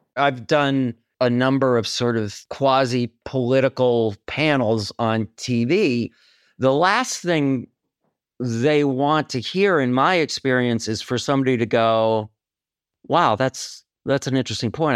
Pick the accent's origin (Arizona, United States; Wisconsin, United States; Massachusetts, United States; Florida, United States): Wisconsin, United States; moved away as an adult; also born or lived in New York City; I'm from Wisconsin, so I go back all the time.